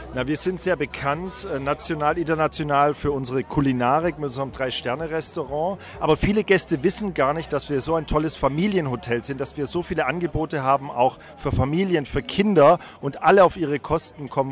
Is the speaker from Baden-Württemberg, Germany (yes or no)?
yes; Black Forest, Baden-Württemberg, Germany; Ich bin im Schwarzwald geboren so wie mein Sohn